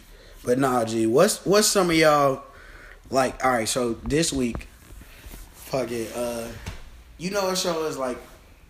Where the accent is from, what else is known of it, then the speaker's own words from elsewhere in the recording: Chicago, Illinois, United States; I'm from Chicago